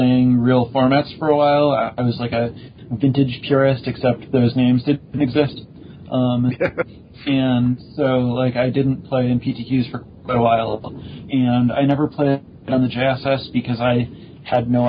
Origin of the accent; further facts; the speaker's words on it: Chicago, Illinois, United States; I grew up in the Chicago area.